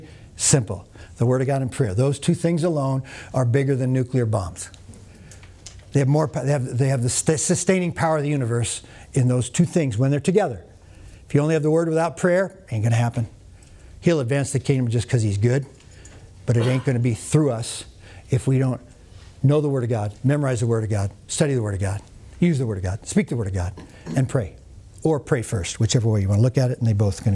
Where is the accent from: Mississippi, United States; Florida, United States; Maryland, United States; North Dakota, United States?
North Dakota, United States; I'm from North Dakota